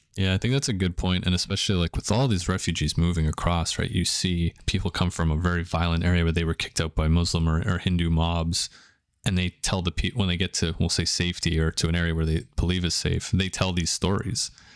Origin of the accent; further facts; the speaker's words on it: Canada; growing up in Canada, we have big Indian population, big Pakistani population.